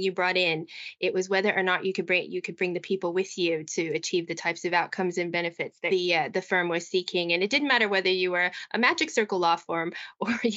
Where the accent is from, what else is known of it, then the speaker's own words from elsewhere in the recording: United States; moved away as an adult; also born or lived in Midlands, United Kingdom; now in United Kingdom; as an American